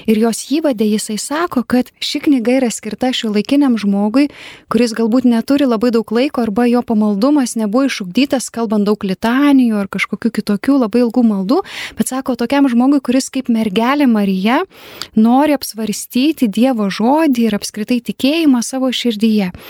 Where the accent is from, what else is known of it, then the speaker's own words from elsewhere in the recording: Lithuania; Mes kaip lietuviai